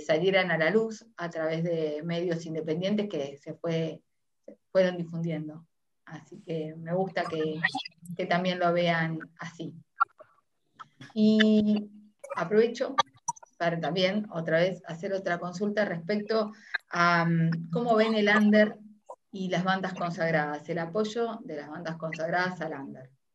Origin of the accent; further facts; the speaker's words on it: Uruguay; now in Argentina; soy uruguaya, pero estoy en Argentina